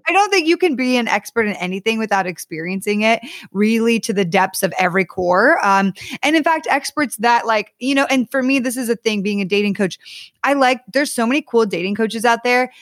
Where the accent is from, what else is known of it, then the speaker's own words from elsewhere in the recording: Connecticut, United States; also born or lived in Ohio / Texas / Southern California; now in California, United States; I actually grew up in Connecticut